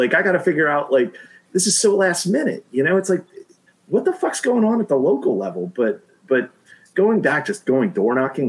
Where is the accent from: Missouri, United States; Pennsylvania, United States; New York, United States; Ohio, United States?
Pennsylvania, United States; now in Maryland, United States; So I'm like, cool, that's my home state.